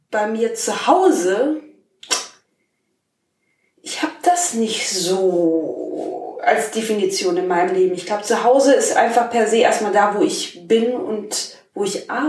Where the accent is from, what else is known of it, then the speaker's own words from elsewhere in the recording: Germany; ich komme aus Deutschland, aber groß geworden bin ich im kleinen Dorf. Jetzt wohne ich in der Stadt.